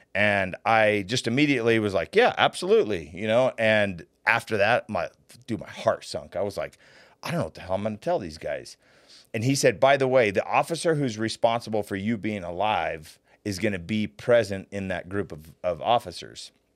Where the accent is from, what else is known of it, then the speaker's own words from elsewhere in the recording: Layton, Utah, United States; I was a kid from Layton, Utah